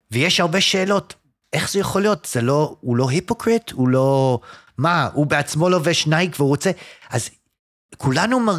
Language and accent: Hebrew; Jerusalem, Jerusalem District, Israel; also born or lived in United States; לא, אני נולדתי בארצות הברית.